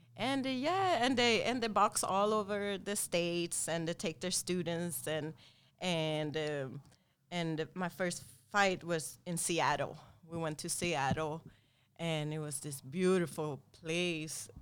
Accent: Sweden; moved away; we grew up and born and raised in Sweden

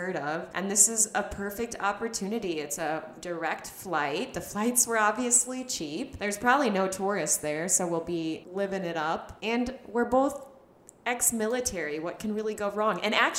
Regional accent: United States; moved away as an adult; also born or lived in Israel; as an American, especially as an American girl

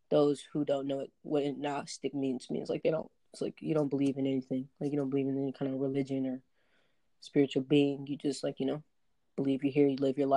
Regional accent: Southern United States, United States; Like I grew up in the South Southern Baptist church.

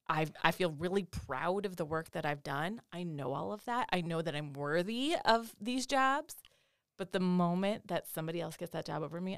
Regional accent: North Dakota, United States; moved away as an adult; also born or lived in Los Angeles, California / the Southeast US; I grew up in North Dakota.

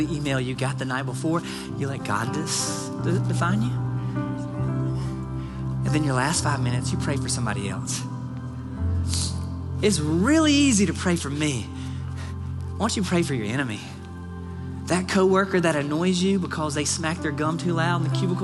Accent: Nashville, Tennessee, United States; now in Surprise, United States; I'm from Music City, I call Nashville home

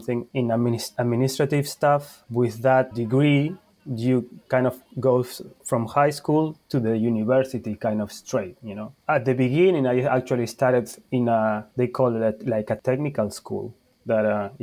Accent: Uruguay; English is a second language; moved away as an adult; also born or lived in Argentina / Spain; now in Charleston, United States; I'm from Uruguay

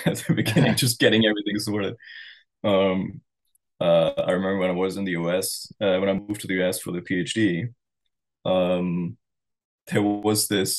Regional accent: East Germany, Germany; born there; English is a second language; I was born in East Germany before the wall came down.

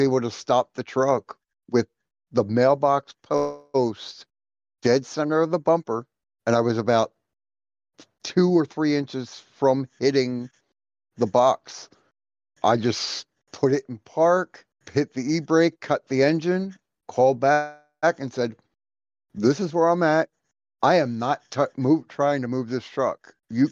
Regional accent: Philadelphia, Pennsylvania, United States; I grew up in Philly.

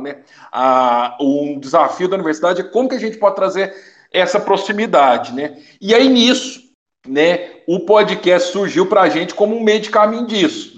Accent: Piumhi, Minas Gerais, Brazil; also born or lived in Belo Horizonte; minha cidade natal, Piuí, da onde eu estou gravando atualmente esse podcast

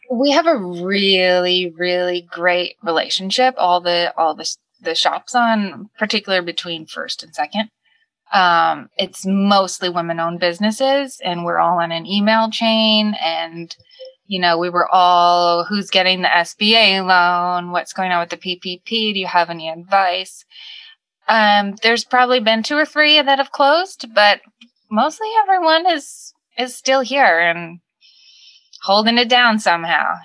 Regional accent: Suffolk County, Long Island, New York, United States; accent: Long Island; moved away as an adult; now in New York City, United States; I can't claim New Yorker because I'm from Long Island and and I'm particularly from Suffolk County

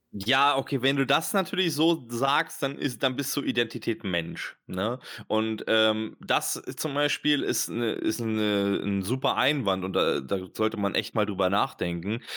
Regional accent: Germany; first language German; Ich bin ähm, halber Österreicher, halber Türke und geboren in Deutschland und ähm, beherrsche eigentlich nur die deutsche Sprache.

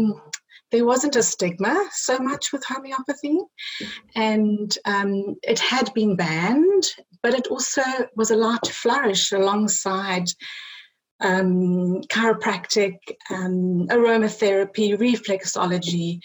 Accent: South Africa; I grew up in South Africa

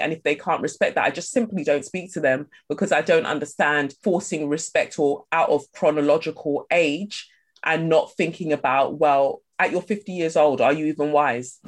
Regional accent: London, United Kingdom; also born or lived in Nigeria; I moved from Nigeria and I moved to Peckham

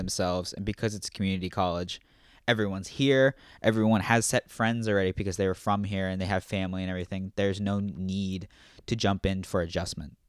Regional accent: Virginia, United States; moved away; also born or lived in Illinois; That's where I'm from

